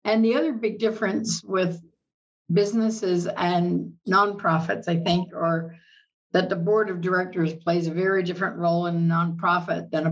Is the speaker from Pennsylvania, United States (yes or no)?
yes; Reading, Pennsylvania, United States; moved away as an adult; now in Boulder City, United States; I am from Reading, Pennsylvania. Lived there all my life